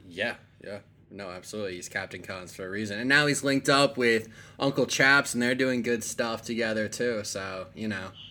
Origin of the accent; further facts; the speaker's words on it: Bergen County, New Jersey, United States; now in Austin, United States; back in my hometown, back in Bergen County